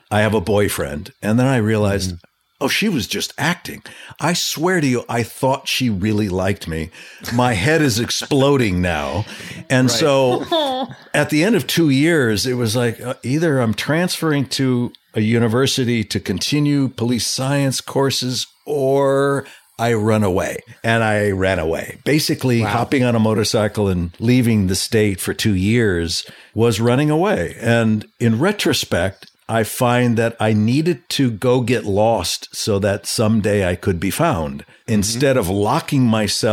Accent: Los Angeles, California, United States; I was born and raised in Southern California, in the valley, mm-hmm. in Canoga Park.

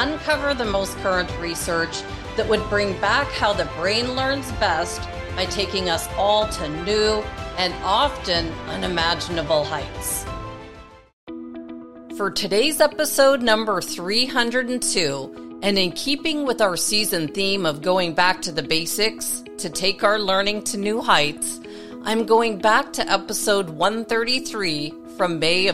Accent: Toronto, Ontario, Canada; my hometown in Toronto, Canada

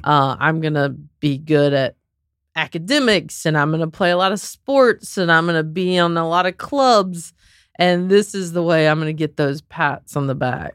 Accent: Southern, United States; accent: Southern; also born or lived in Raleigh, North Carolina; I'm, like, this Southern girl

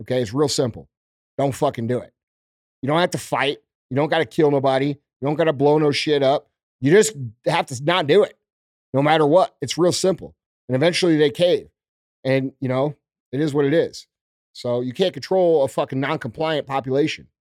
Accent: United States; as American citizens

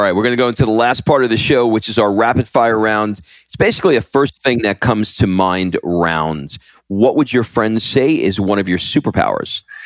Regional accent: New York, United States; now in Croatia; I grew up in New York

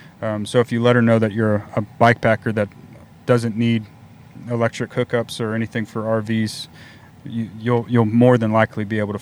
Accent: Texas, United States; I'm from Texas

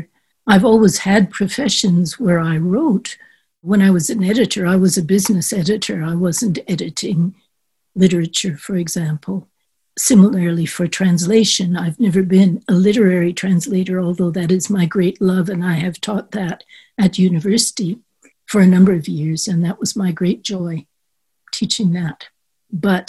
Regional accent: Canada; moved away as an adult; also born or lived in France; growing up in Canada

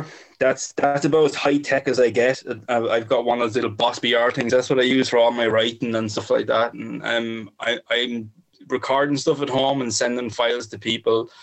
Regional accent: Ireland; now in Bagenalstown, Ireland; my hometown of Tye, which is down the road

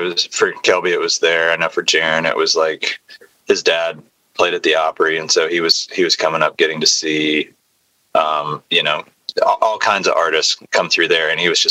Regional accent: Nashville, Tennessee, United States; That was a big thing, I think, for all of us growing up in Nashville

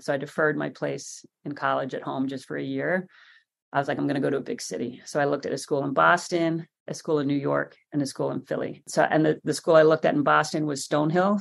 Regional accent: Ireland; moved away as an adult; now in United States; I like being Irish.

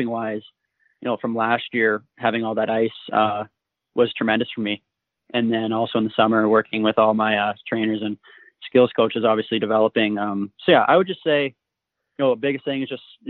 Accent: Coldstream, British Columbia, Canada; I'm from Coldstream, British

